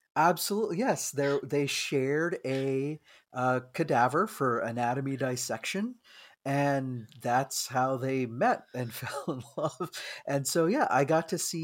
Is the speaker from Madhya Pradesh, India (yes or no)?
no; Bangalore, Karnataka, India; moved away; in my old, you know, uh, country of my origin. So not only just looking at, you know, my home state and city and everything of Bangalore